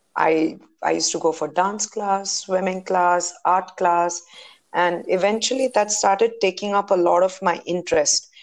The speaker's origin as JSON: {"language": "English", "town": "Bangalore", "region": "Karnataka", "country": "India", "tie": "born or raised there", "said": "I'm born and brought up in Bangalore."}